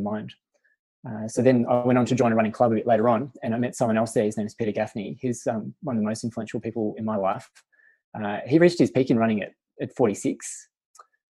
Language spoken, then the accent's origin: English; Melbourne, Victoria, Australia; I went to St. Bernard's, which is a school in Essendon